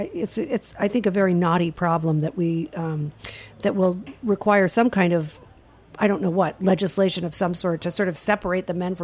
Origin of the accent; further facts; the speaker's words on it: Rhode Island, United States; I'm from Rhode Island.